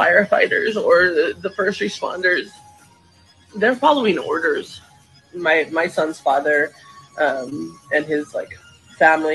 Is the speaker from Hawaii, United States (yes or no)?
yes; Maui, Hawaii, United States; moved away; I'm from Maui. That is my home